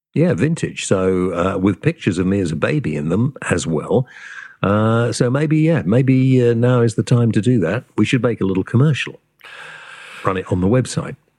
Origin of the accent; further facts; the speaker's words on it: Wales, United Kingdom; I am Welsh and, uh, part of my family came from Prestatyn